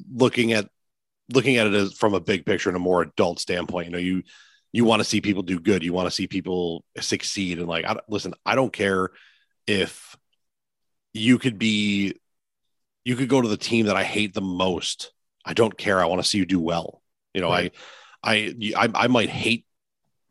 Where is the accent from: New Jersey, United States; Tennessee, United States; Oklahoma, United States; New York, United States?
New York, United States; Lancaster; I grew up in the Lancaster Pew rivalry. You know, I was a Lancaster kid from sixth grade on.